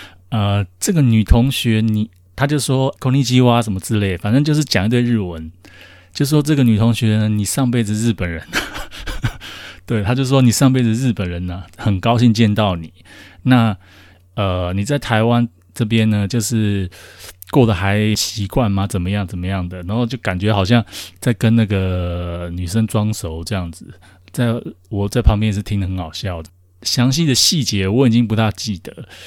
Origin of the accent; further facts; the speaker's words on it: China; 我说：“哈，我是大陆人。”